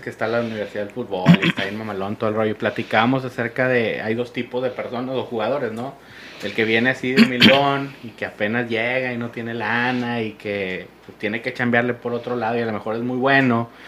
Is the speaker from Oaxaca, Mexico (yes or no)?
no; Monterrey, Nuevo León, Mexico; como regio